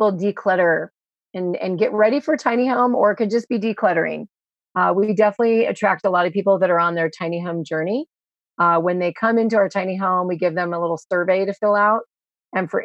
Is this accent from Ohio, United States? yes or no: no; Mendocino County, California, United States; we're from Mendocino County, the wine country area